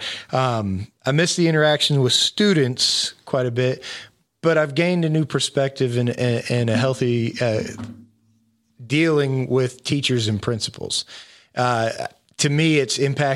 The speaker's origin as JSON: {"language": "English", "region": "Florida", "country": "United States", "tie": "born or raised there", "moved": "yes", "said": "I grew up in Florida"}